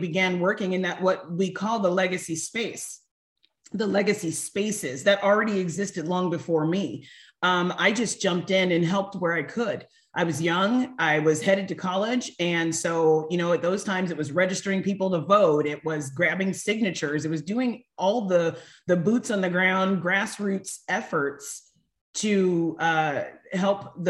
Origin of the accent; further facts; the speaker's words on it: Northern California, United States; I grew up in Northern California